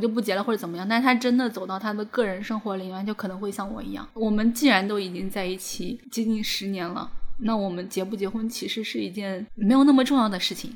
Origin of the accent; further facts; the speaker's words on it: rural Shandong, China; moved away; 我老家是山东农村